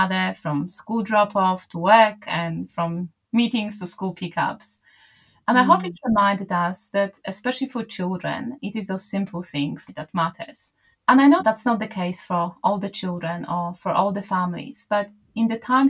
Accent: Poland; moved away; I'm from Poland originally

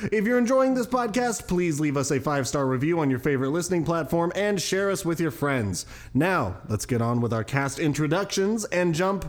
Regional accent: Spokane, Washington, United States; born or raised there

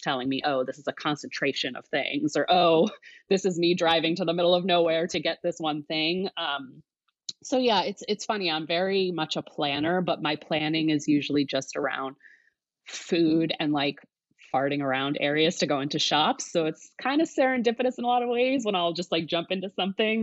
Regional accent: New Jersey, United States; moved away as an adult; also born or lived in upstate New York; now in Seattle, United States; I grew up in New Jersey.

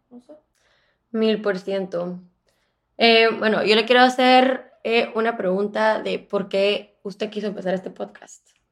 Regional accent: Guatemala; now in Miami, United States; yo nací también en Guatemala, eh, actualmente vivo en Miami

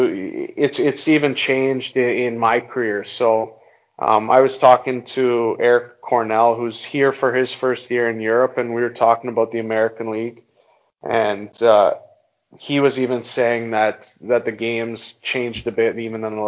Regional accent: Halifax, Nova Scotia, Canada; my hometown is actually Halifax

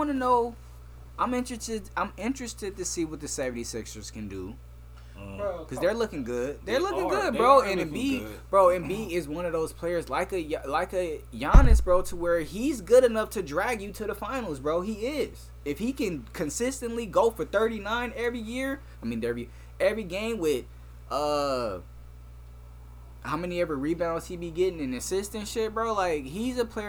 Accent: Inglewood, California, United States; moved away; growing up in Inglewood

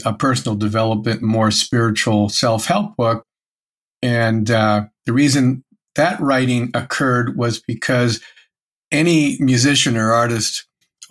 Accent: Erie, Pennsylvania, United States; I grew up in Erie, Pennsylvania

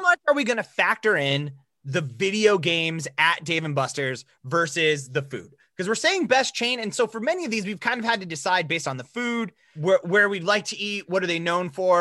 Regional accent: South Dakota, United States; we grew up in, we grew up in South Dakota

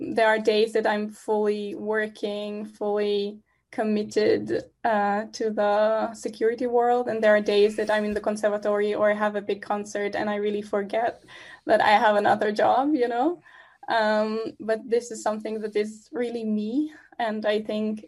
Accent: Israel; moved away as an adult; now in Amsterdam, Netherlands; I'm originally from Israel. I live in Amsterdam, the Netherlands

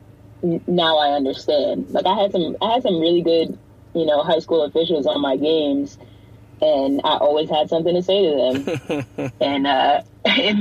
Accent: Greenburgh, New York, United States; I'm from Greenburg, New York. It's like a small town outside of like White Plains

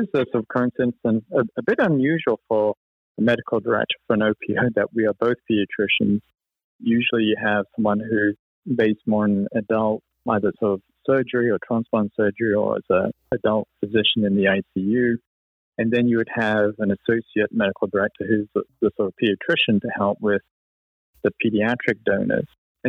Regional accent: United Kingdom; also born or lived in Cleveland; You can't tell from my accent, I was actually born and grew up in the UK.

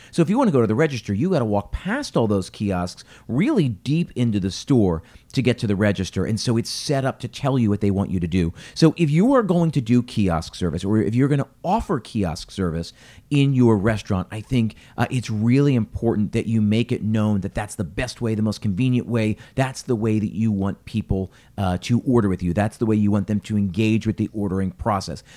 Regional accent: Philadelphia, Pennsylvania, United States; I'm from Philadelphia

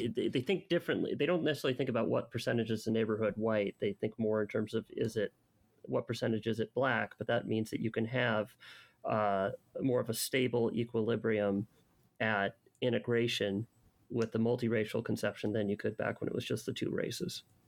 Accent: Los Angeles, California, United States; I grew up in Canoga Park, California

